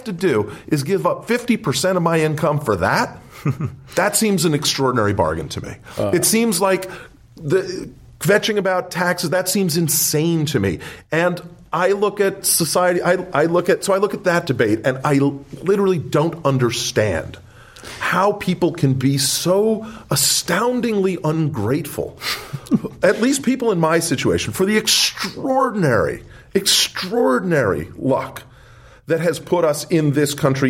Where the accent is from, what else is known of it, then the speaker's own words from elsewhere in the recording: Wisconsin, United States; I grew up in Wisconsin